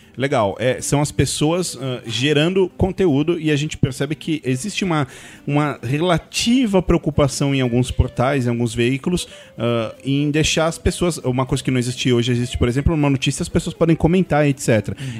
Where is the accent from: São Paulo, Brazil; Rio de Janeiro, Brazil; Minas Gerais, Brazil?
São Paulo, Brazil; eu sou de São Paulo